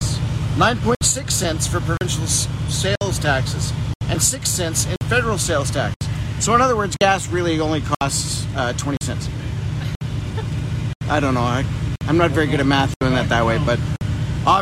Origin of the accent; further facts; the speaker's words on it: Winnipeg, Manitoba, Canada; moved away; Winnipeg, Manitoba. That's where I grew up.